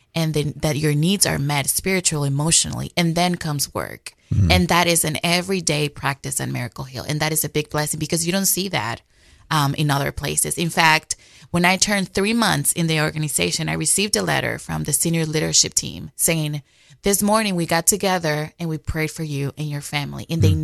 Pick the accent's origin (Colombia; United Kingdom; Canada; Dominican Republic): Dominican Republic; moved away as an adult; now in United States; So actually, I came to the States in 2015 after getting married. I am from the Dominican Republic.